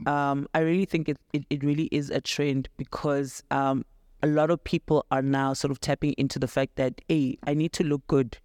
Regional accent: Daveyton, Gauteng, South Africa; I'm from Davidton in the East Rand

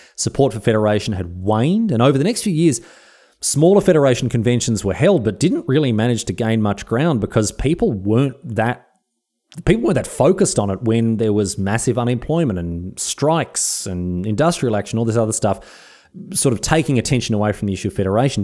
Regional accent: Australia; I love Australia. I love being Australian

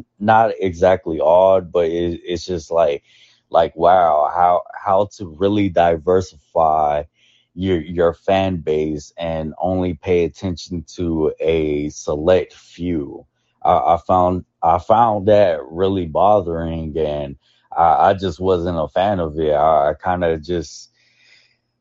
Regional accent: Dallas, Texas, United States; I'm a person from Oak Cliff

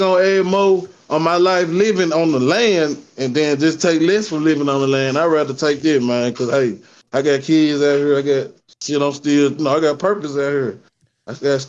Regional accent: Memphis, Tennessee, United States; You know I'm from Memphis.

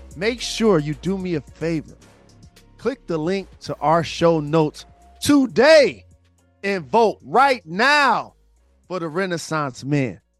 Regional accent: Detroit, Michigan, United States; my hometown of Detroit

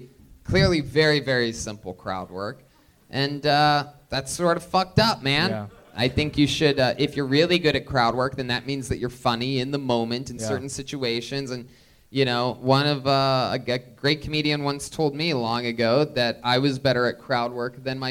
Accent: Youngstown, Ohio, United States; Wow. Youngstown, Ohio.

